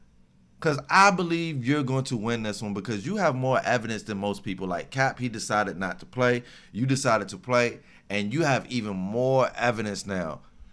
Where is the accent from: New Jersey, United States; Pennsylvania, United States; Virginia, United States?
Virginia, United States; I was born in Virginia. I was born in Virginia.